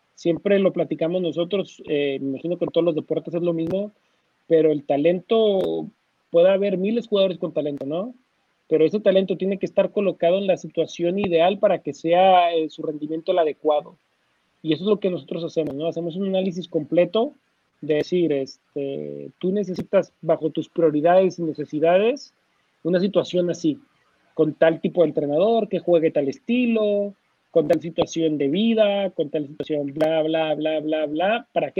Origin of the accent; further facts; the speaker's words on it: Torreón, Coahuila, Mexico; yo soy de Torreón